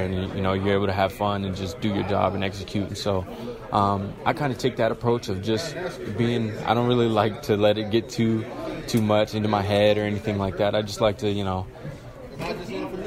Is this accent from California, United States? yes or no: yes; Southern California, United States; I'm from Southern California